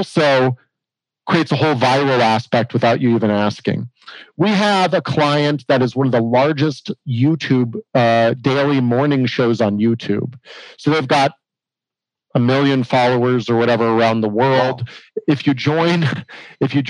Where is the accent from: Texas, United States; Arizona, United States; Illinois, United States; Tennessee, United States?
Arizona, United States; I grew up with here in Arizona